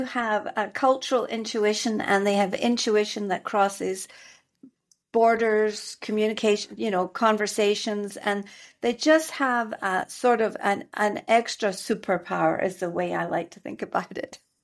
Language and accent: English; Scotland, United Kingdom; accent: Scottish; moved away as an adult; also born or lived in London / Cameroon / Dubai / United States; now in Mexico; I am a native Scot. I am from Scotland